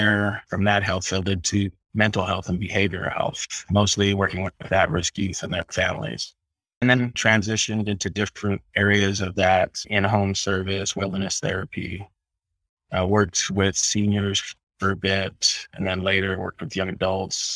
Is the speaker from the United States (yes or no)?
yes; Southern California, United States; moved away as an adult; I grew up in Southern California